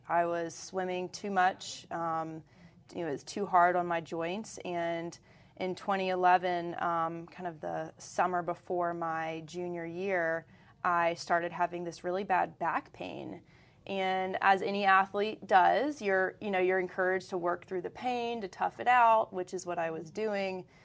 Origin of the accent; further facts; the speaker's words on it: Greenville, North Carolina, United States; now in Charlotte, United States; I grew up in Greenville, North Carolina